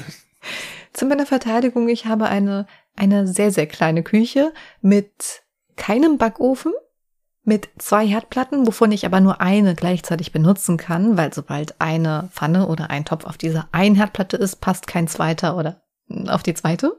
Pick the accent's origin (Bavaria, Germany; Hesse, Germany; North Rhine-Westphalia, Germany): Hesse, Germany; Offenbach am Main; dass ich aus Offenbach komme